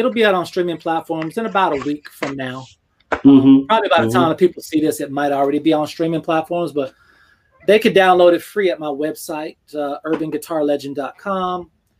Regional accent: Georgia, United States; also born or lived in Germany / Panama / District of Columbia, United States; Yeah, I'm technically from Georgia, but we moved around when I was younger, you know, like Panama and DC and stuff like that.

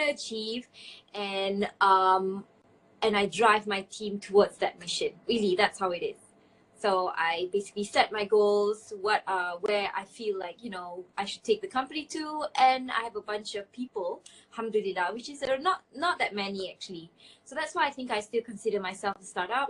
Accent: Malaysia; now in Saudi Arabia; I am an entrepreneur living in Saudi Arabia, but I'm originally from Malaysia

